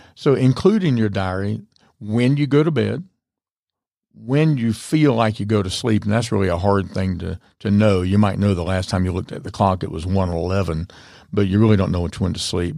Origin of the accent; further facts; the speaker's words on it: the South, United States; I'm from the South